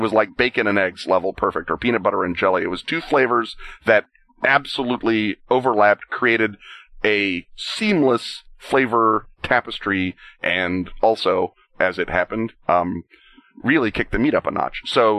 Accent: Oklahoma, United States; I'm from Oklahoma

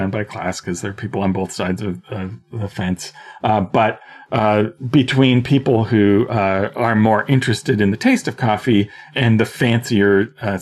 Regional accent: Orillia, Ontario, Canada; when I was a teenager in my hometown of Orillia

